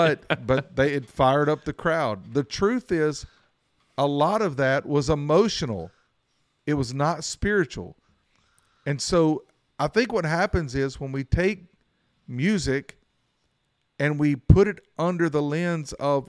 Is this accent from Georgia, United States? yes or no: no; Mount Airy, North Carolina, United States; I'm from Mount Airy, North Carolina. You know, it's considered the bluegrass capital of the world.